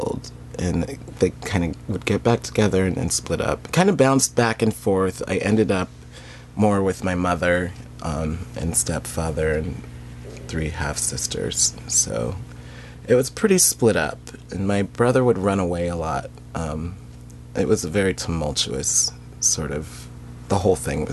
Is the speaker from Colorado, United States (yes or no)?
yes; Denver, Colorado, United States; moved away as an adult; now in Seattle, United States; I grew up in Denver, Colorado, in Capitol Hill in Denver